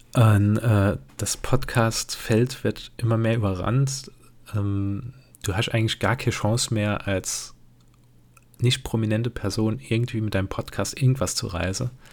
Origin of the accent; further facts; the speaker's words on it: Germany; ich bin ein typischer Deutscher